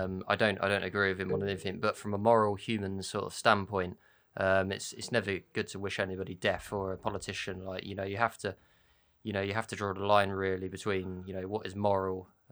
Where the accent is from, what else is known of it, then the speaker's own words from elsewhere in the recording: United Kingdom; we're British